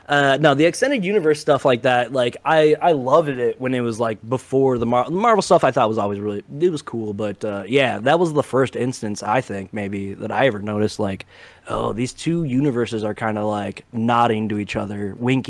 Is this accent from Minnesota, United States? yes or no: yes; Minnesota, United States; Jesse was the, you know, governor of Minnesota. My home state.